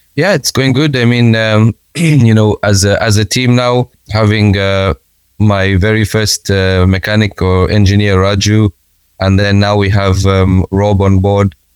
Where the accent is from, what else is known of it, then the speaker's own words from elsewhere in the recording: Kenya; us as Kenyans